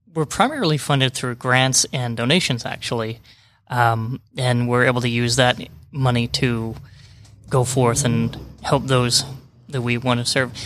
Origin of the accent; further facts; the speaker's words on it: Utah, United States; also born or lived in New Mexico / Florida / Georgia; now in Rome, Georgia, United States; Originally, I'm from Utah, and then kinda worked my way, way around the bottom of the United States